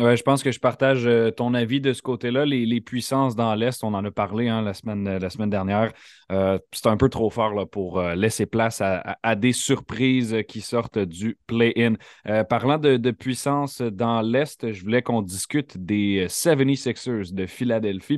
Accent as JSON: {"language": "French", "area": "near Montreal", "region": "Quebec", "country": "Canada", "tie": "born or raised there", "said": "J'ai grandi près de Montréal."}